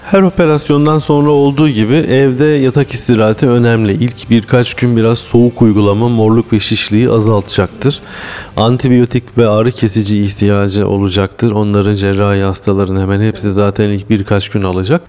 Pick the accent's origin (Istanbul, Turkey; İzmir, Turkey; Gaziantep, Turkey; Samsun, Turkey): Samsun, Turkey; also born or lived in Bursa; ben Samsunluyum. 1975 doğumluyum. İlkokul, ortaokul, lise ve üniversite üniversiteyi Samsun'da bitirdim.